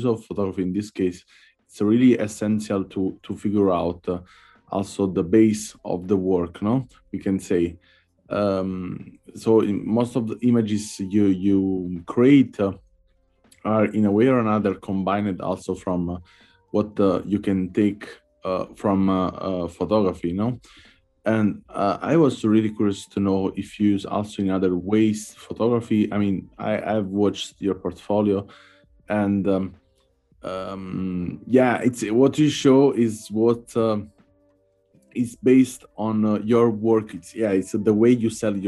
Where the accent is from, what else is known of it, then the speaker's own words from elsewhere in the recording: Italy; I come from Italy